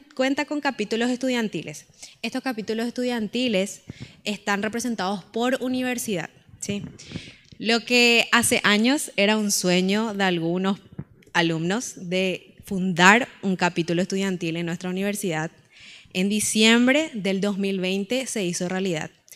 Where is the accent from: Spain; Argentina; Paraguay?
Paraguay; creo que en las rondas de Tereré como paraguayos nacen las mejores conversaciones